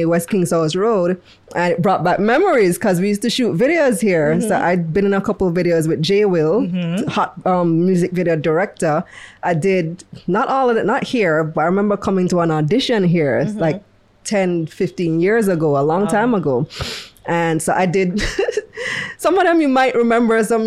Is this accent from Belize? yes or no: yes; Belize; moved away as an adult; also born or lived in New York, United States; now in Jamaica; I'm originally from Belize.